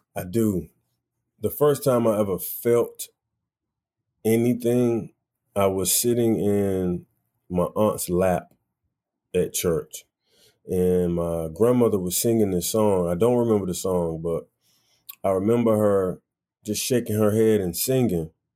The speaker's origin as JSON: {"language": "English", "town": "Wilson", "region": "North Carolina", "country": "United States", "tie": "born or raised there", "moved": "yes", "lives_now": "New York, United States", "said": "I definitely grew up um, in Wilson, North Carolina"}